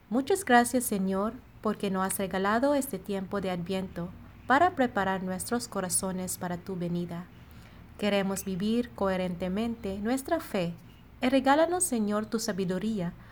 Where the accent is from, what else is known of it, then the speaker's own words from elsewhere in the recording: Philippines; Spanish is a second language; now in Monterrey, Mexico; Soy …, misionera filipina destinada en la comunidad de Monterrey.